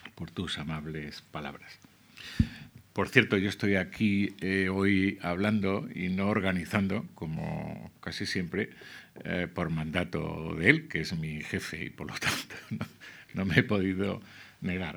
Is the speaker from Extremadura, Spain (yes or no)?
yes; Cáceres, Extremadura, Spain; also born or lived in Zamora / La Vera; now in Madrid, Spain; Yo que me crié, en, eh, nací en Zamora, eh, pero me crié en Cáceres